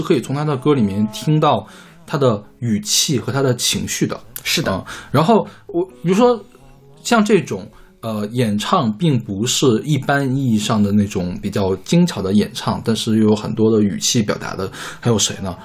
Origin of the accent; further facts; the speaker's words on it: China; 我们大陆这边